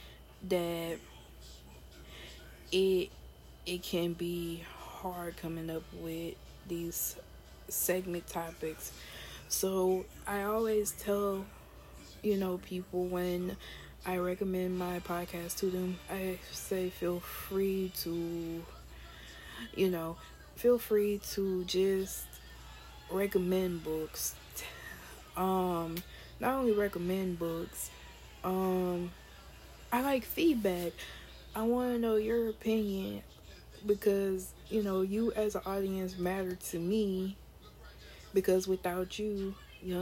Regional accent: United States; we as African American or people of African America diaspora

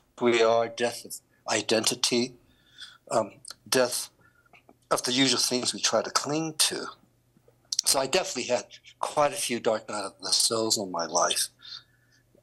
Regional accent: China; now in Colorado, United States; I was born in China.

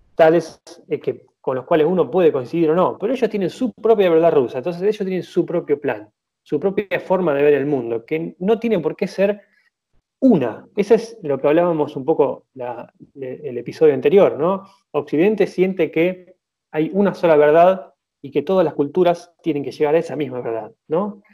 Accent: Argentina; yo soy argentina

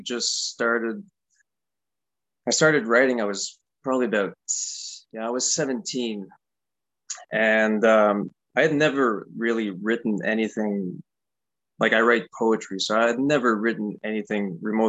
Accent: Canada; living as a Canadian in Canada

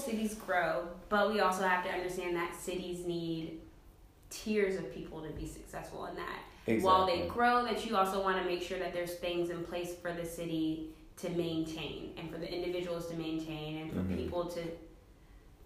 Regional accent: Virginia, United States; I grew up in Virginia

